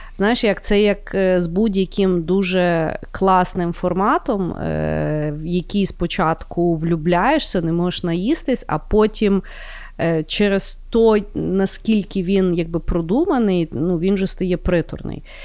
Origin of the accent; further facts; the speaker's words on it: Ukraine; я з України